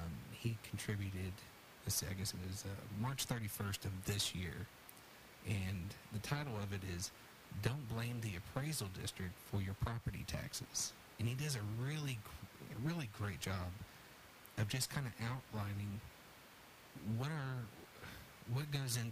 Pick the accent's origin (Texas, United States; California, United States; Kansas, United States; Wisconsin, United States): Texas, United States; Houston; now in Bell County, United States; I grew up in Houston.